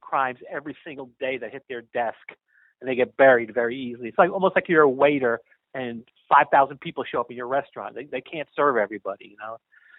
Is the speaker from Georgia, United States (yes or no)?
no; Charlotte, North Carolina, United States; also born or lived in San Francisco Bay Area; my hometown of Charlotte, North Carolina